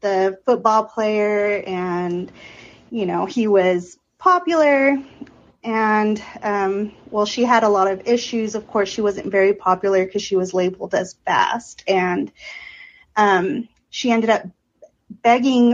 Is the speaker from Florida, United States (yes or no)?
no; Odessa, Texas, United States; my hometown is the hometown of Friday Night Lights